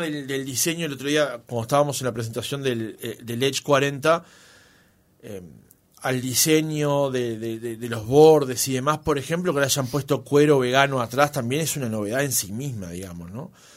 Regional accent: Uruguay; siempre tenemos esa cosa de camisetear nosotros como los uruguayos

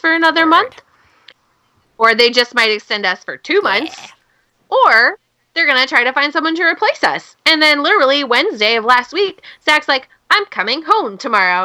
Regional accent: Pacific Northwest, United States; I'm from the Pacific Northwest, where logging is a big thing

